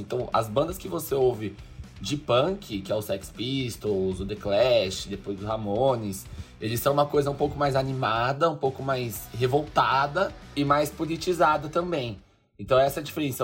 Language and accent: Portuguese; São Paulo, Brazil; ela é daqui da minha terra, né? Da Leste